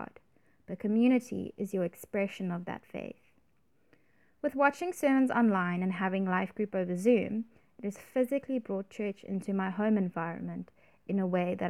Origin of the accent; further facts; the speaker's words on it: Cape Town, Western Cape, South Africa; I grew up in Cape Town